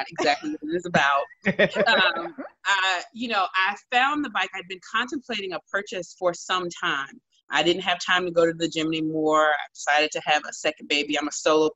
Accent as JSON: {"language": "English", "town": "Washington", "region": "District of Columbia", "country": "United States", "tie": "born or raised there", "said": "while I was deputy mayor in my hometown of Washington, D.C."}